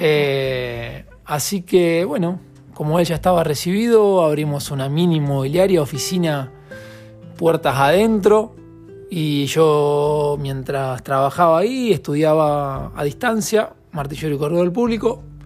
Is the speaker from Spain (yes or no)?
no; Casilda, Santa Fe, Argentina; de Casilda, Santa Fe, argentino